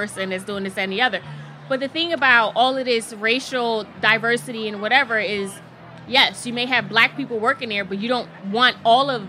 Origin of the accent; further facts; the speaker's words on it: Philadelphia, Pennsylvania, United States; moved away as an adult; also born or lived in Miami; I'm from North Philadelphia